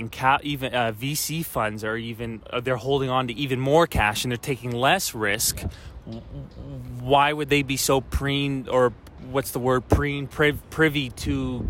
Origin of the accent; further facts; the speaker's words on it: Halifax, Nova Scotia, Canada; now in Toronto, Canada; I'm from Halifax.